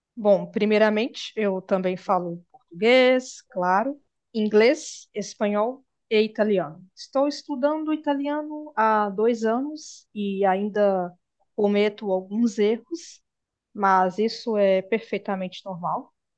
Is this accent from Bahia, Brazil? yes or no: yes; Bahia, Brazil; now in Minas Gerais, Brazil; a Bahia, onde eu nasci